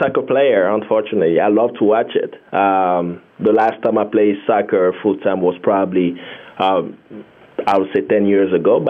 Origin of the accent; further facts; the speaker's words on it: DR Congo; English is a second language; now in United States; I learned English while I was here. I spoke French and I spoke local Congolese language. What I was just saying there was I'm Congolese, no? And I said it in Lingala.